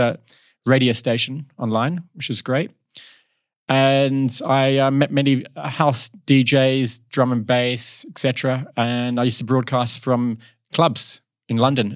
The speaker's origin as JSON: {"language": "English", "town": "Kalamunda", "region": "Western Australia", "country": "Australia", "tie": "born or raised there", "also_born_or_lived": "Southend-on-Sea, Essex, England", "said": "we moved to Australia in, yeah, when I was ten years old"}